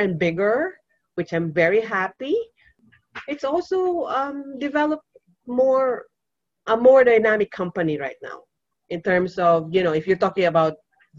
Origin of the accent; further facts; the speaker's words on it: Cebu City, Central Visayas, Philippines; I am from Cebu